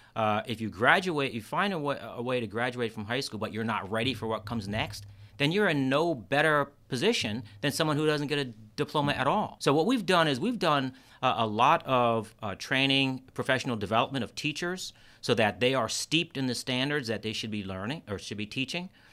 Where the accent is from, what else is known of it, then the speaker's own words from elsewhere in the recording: Kingston, New York, United States; now in Rochester, United States; I grew up in Kingston, New York.